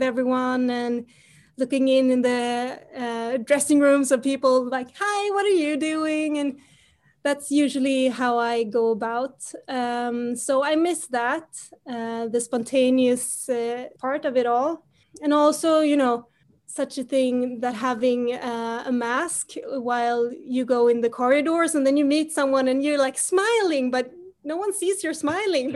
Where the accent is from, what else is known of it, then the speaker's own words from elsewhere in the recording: Sweden; I grew up here in Sweden and I grew up with Melodifestivalen